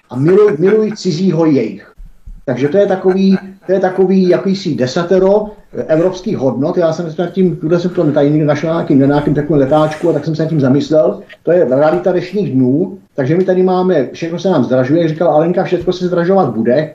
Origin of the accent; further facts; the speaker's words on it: Czechia; my Češi